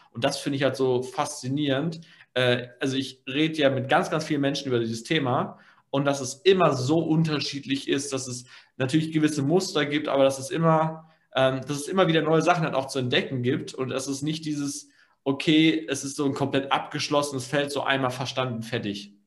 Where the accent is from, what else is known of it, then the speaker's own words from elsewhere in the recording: Germany; bei uns in Deutschland